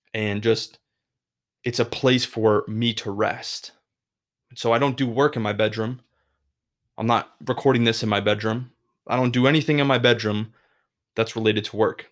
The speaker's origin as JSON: {"language": "English", "region": "Massachusetts", "country": "United States", "tie": "born or raised there", "moved": "as an adult", "lives_now": "Chicago, United States", "said": "I grew up in Massachusetts my whole life."}